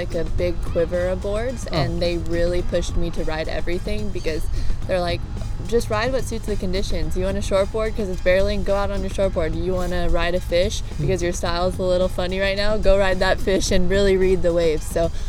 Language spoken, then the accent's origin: English; North Shore of Oahu, Hawaii, United States; I'm from the North Shore of Oahu. And you were born and raised there? I was, yeah.